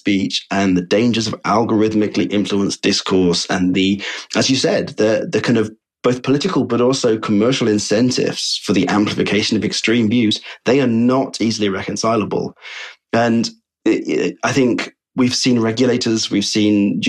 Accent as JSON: {"language": "English", "country": "United Kingdom", "said": "in the UK, we often feel quite insulated from these conspiracies"}